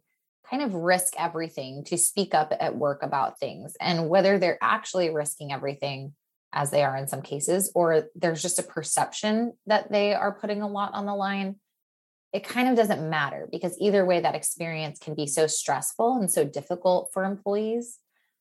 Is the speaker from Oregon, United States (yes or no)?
yes; Portland, Oregon, United States; also born or lived in Stanford, California; now in Los Angeles, United States; I grew up in Portland, Oregon